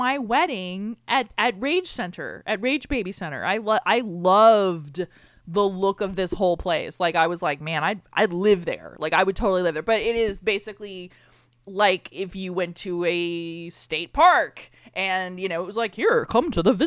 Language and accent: English; Florida, United States; I'm born and raised in Florida